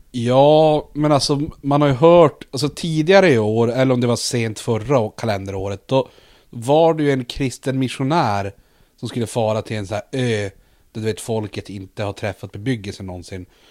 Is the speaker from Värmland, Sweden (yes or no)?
no; Luleå, Norrbotten County, Sweden; vi är ju tillväxtkommunen nummer ett i Sverige.